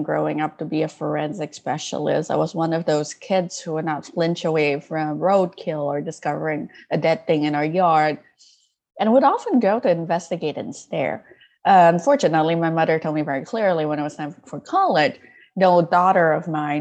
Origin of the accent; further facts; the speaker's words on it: Malaysia; English is a second language; I grew up in Malaysia, and Malaysia is a deeply multicultural place.